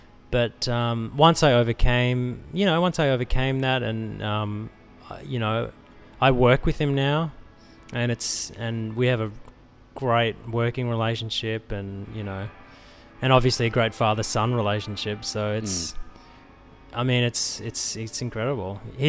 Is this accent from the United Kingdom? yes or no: no; Australia; now in Los Angeles, United States; there's a lot of Australians in LA, and Australians seem to have a good reputation at the moment anyway in LA. We haven't quite worn out our welcome.